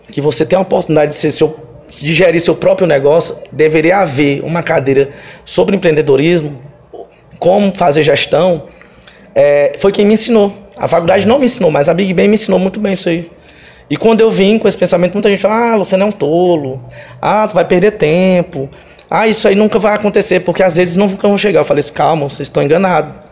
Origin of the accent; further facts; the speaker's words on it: Maranhão, Brazil; Olha, Somos do Maranhão.